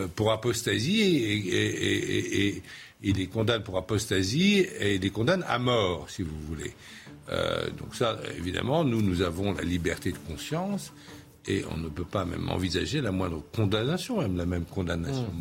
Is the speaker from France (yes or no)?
yes; France; chez nous, en France